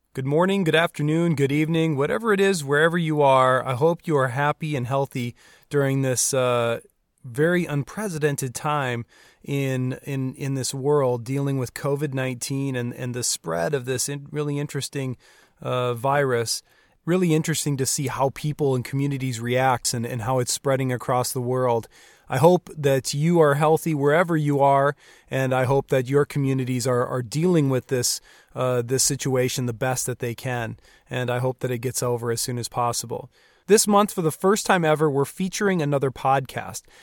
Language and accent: English; Rapid City, South Dakota, United States; also born or lived in New Underwood, South Dakota; I grew up in the Black Hills of South Dakota, where we just were last weekend. I grew up in Rapid City area